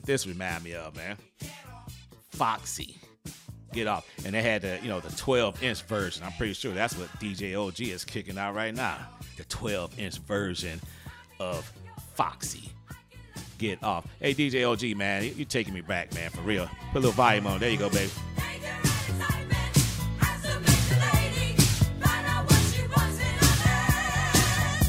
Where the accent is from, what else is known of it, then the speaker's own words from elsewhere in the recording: Detroit, Michigan, United States; I'm from Detroit